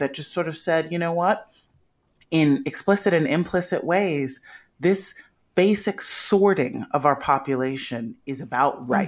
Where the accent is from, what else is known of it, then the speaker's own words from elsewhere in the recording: Chicago, Illinois, United States; I grew up in Chicago